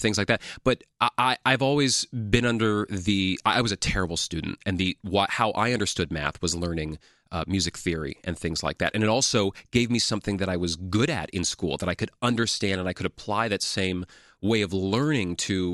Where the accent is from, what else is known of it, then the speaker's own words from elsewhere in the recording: New York City, New York, United States; I was born and raised here in Manhattan and went to high school in the city, New York City public high school the whole time